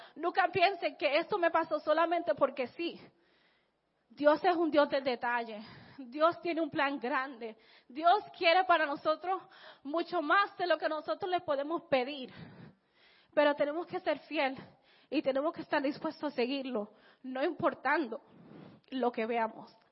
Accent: Santo Domingo, Distrito Nacional, Dominican Republic; yo nací en Santo Domingo, en la República Dominicana

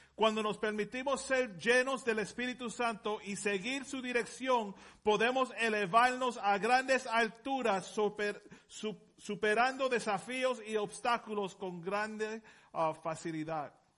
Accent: Puerto Rico; Yo vengo de Puerto Rico, no puedo hablar español

